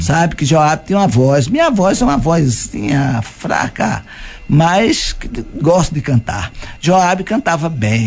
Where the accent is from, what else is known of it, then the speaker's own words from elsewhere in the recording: Paratinga, Bahia, Brazil; now in Bom Jesus da Lapa, Brazil; sou de Paratinga, sabe? E vim pra aqui